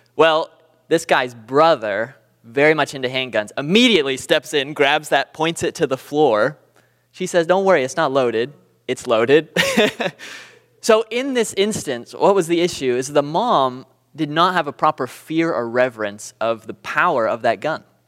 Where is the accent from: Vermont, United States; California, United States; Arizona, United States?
California, United States; Southern; moved away as an adult; now in Booneville, United States; I'm from Southern California